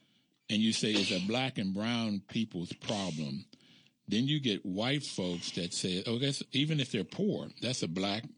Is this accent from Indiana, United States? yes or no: no; Bluefield, West Virginia, United States; I grew up in Bluefield, West Virginia, and I grew up on a mountaintop, and we were black and white. We were all poor.